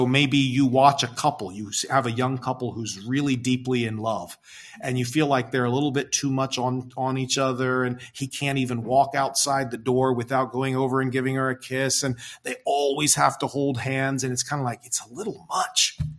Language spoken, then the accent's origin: English; United States; moved away as an adult; now in Ghana; As American Christians